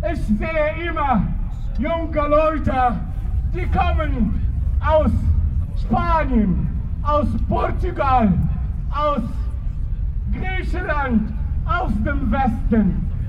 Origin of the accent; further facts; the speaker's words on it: Tunisia; German is a second language; moved away as an adult; now in Germany; Tunesier, damals, wir reisen nach Europa und sie kehren wieder zurück.